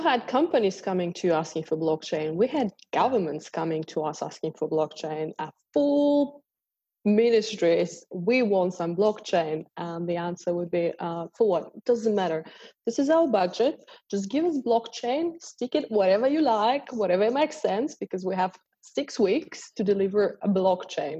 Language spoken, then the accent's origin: English; Australia; moved away as an adult; now in Dubai, United Arab Emirates; I'm an Australian lawyer.